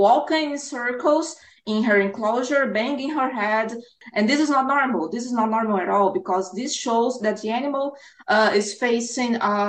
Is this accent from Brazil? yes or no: yes; Brazil; like I am Brazil, I'm from Brazil.